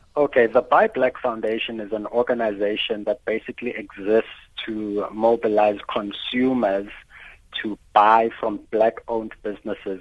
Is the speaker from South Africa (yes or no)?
yes; South Africa